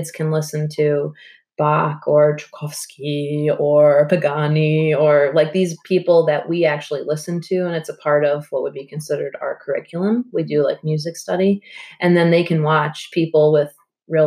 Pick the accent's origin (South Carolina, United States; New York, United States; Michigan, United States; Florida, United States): New York, United States; Long Island; now in Alfred, United States; where I'm from Long Island